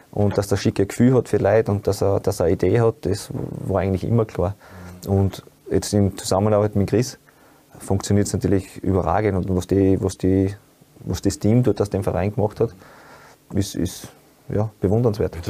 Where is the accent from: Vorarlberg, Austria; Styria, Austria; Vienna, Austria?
Styria, Austria; Upper; moved away; bei uns in Obersteiermark gekommen sind 500 oder 600 Einwohner und da hat es halt nicht allzu viel gegeben